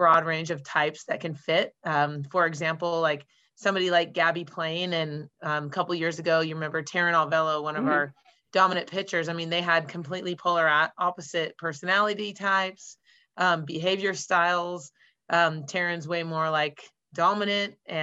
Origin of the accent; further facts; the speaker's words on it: Redmond, Washington, United States; I'm a Washingtonian. I was born and raised in Redmond, Washington